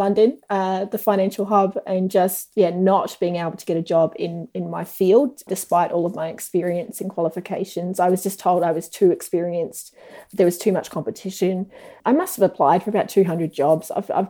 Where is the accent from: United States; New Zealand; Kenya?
New Zealand; also born or lived in Australia; I was born in New Zealand, started school in Australia, did most of my schooling back in New Zealand, travelled around a lot.